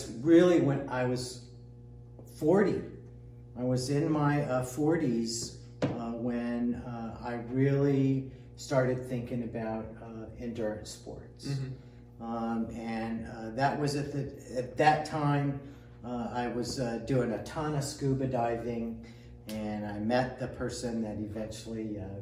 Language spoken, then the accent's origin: English; Indiana, United States; moved away as an adult; now in Texas, United States; I grew up in Indiana